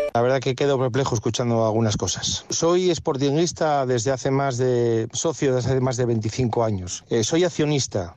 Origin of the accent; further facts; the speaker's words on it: Gijón, Asturias, Spain; soy gijonés